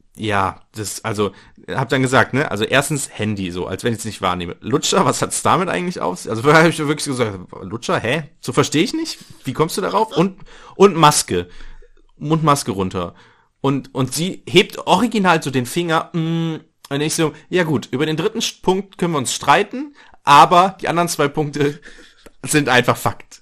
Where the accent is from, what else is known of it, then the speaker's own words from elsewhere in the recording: North Rhine-Westphalia, Germany; ich komme aus dem Niederrhein